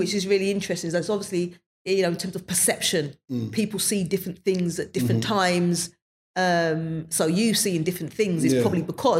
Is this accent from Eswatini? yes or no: no; London, United Kingdom; I was born in, I believe I was born in Mother's Square. That's at Mother's Hospital in Clapton. At the time, my parents would have been living in a manor house. So it's an estate called Amwell Court Estate. And that's where we grew up.